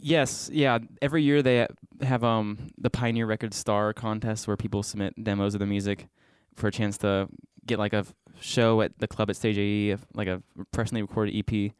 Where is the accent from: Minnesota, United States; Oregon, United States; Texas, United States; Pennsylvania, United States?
Pennsylvania, United States; Bridgeville; also born or lived in West Virginia; I, am from Bridgeville